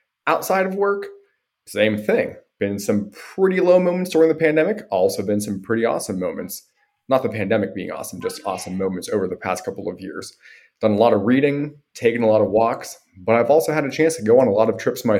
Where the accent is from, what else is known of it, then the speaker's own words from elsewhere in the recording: Butler, Pennsylvania, United States; accent: American; So I grew up in Butler, Pennsylvania. It's about 35 miles north of Pittsburgh. It takes me about an hour to drive home to see my parents. Butler is, you know, small town outside of the big city.